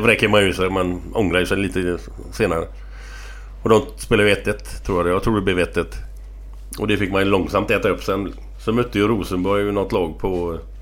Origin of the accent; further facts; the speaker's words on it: Gothenburg, Västra Götaland, Sweden; där jag växte upp. Morsan och de bor kvar på samma ställe på Hisingen